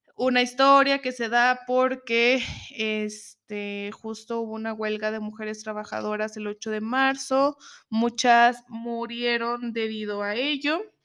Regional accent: Zacatecas, Mexico; Estuve un tiempo mm, fuera de Zacatecas, de donde soy.

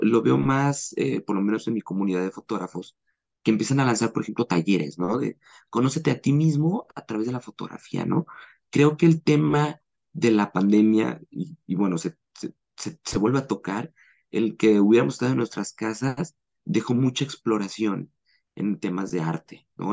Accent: Mexico; also born or lived in Guadalajara, Jalisco; soy mexicano, vivo en Guadalajara, Jalisco

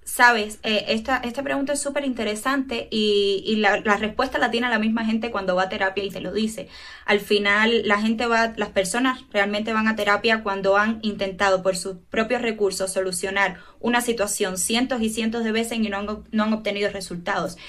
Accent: Cuba; soy psicóloga clínica, tengo 25 años, soy cubana

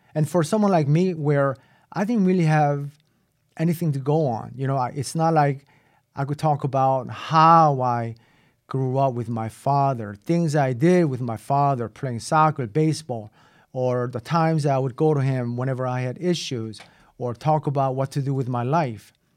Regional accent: South Korea; also born or lived in Boston; now in United States; when I was growing up in Korea

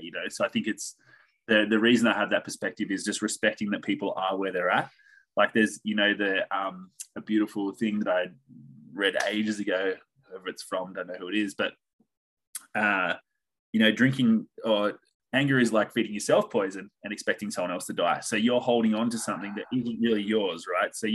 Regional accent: Picton, New South Wales, Australia; I grew up outside of Sydney. So about an hour south of Sydney in a little town called Picton, which I'm actually back at now.

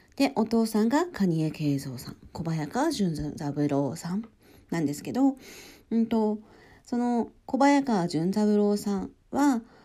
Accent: Hokkaido, Japan; now in Kanagawa, Japan; 私北海道出身で

